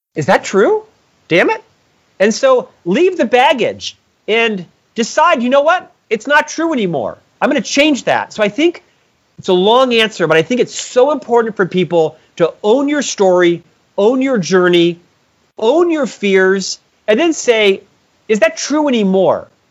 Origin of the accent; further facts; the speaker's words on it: Orlando, Florida, United States; I was born in Orlando, Florida, to a middle class family